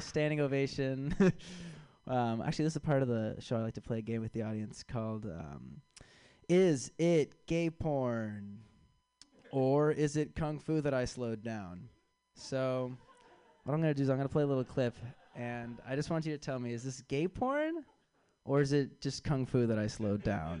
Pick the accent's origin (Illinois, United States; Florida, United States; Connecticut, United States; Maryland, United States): Illinois, United States; Chicago; I am from Chicago. I'm back in town for this festival